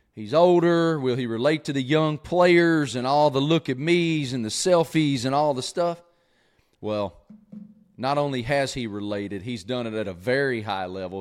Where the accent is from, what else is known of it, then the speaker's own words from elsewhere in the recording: Southwest Virginia, United States; I grew up in Southwest Virginia with an old man